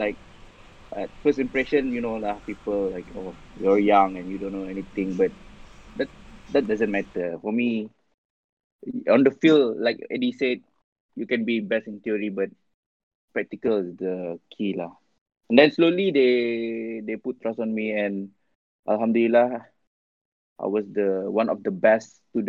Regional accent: Brunei; I come from Brunei

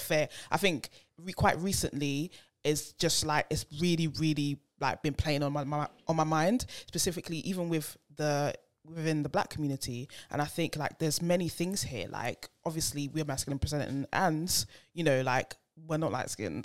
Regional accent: United Kingdom; We're British

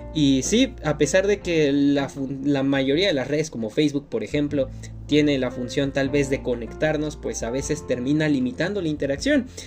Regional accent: Mexico; como mexicanos

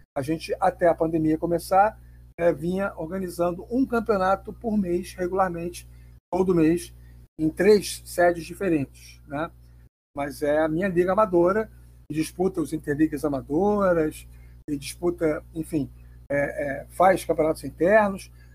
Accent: Rio de Janeiro, Brazil; sou nascido e criado em Bom Sucesso. Moro na, na Tijuca há apenas quatro meses, cinco meses.

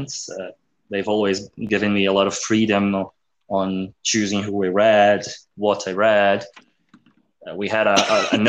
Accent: South Brazil, Brazil; I'm from South Brazil.

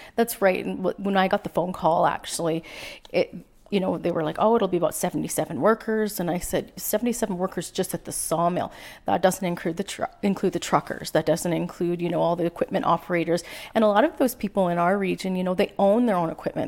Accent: Prince George, British Columbia, Canada; moved away as an adult; also born or lived in North Vancouver / Fraser Lake; we went to. Uh, Prince George. I lived here most of my life

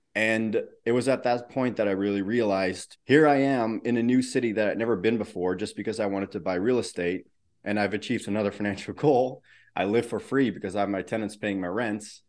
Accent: Netherlands; I grew up in the Netherlands.

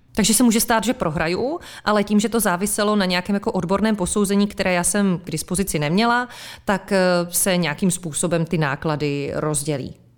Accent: Czechia; jsme my Češi trochu sudičský národ

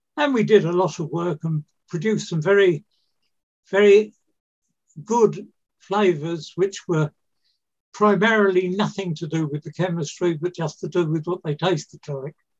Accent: London, United Kingdom; I was born in 1933 in London

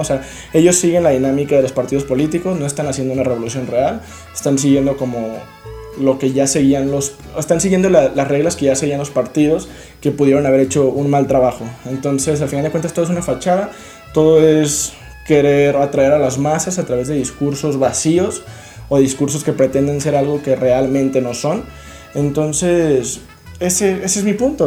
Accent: Mexico; como un mexicano

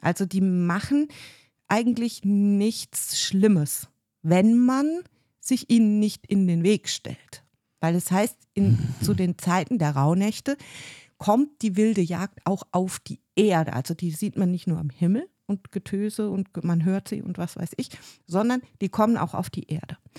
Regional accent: Rhineland-Palatinate, Germany; moved away; ich komme ja ursprünglich aus der Pfalz

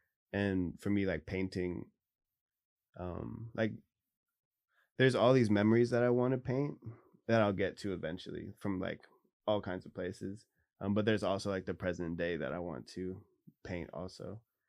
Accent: Bavaria, Germany; born there; also born or lived in Tacoma, United States; So I was born in Germany till three, and then however many years until nine.

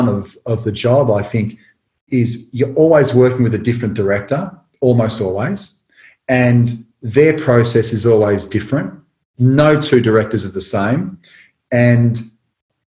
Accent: Tullamarine, Victoria, Australia; where I grew up in Tullamarine

